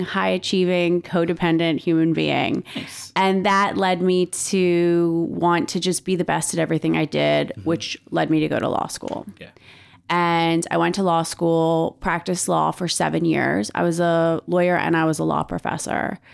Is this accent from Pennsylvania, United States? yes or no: yes; Philadelphia, Pennsylvania, United States; I am an East Coast girl. I grew up in Philadelphia